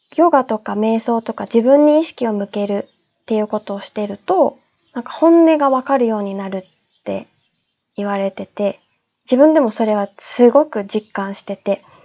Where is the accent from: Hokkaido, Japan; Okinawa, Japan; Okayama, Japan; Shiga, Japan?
Okinawa, Japan; moved away; also born or lived in Australia / Tenerife, Spain; 私が沖縄出身で